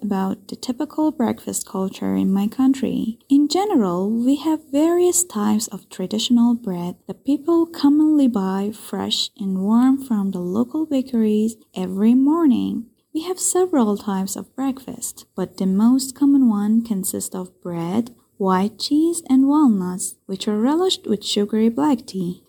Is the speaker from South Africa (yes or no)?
no; Iran; I'm from Iran